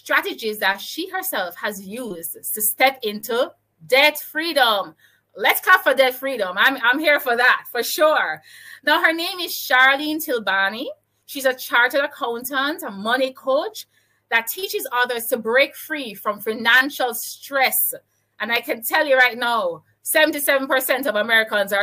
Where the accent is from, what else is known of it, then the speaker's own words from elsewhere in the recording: Jamaica; I'm from Jamaica